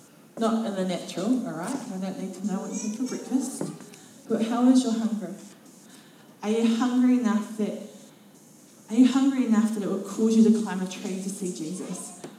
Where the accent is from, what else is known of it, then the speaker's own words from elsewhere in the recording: Otago, New Zealand; I'm from Central Otago. We don't do that here.